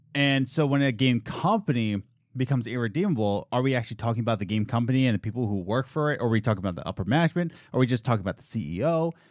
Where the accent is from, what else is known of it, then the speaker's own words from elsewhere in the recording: Pennsylvania, United States; also born or lived in New York; we're from Pennsylvania, and we went to, lived in New York for two years